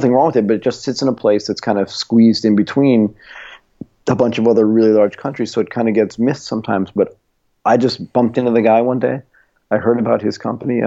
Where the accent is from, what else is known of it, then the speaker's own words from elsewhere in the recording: United States; moved away; I'm American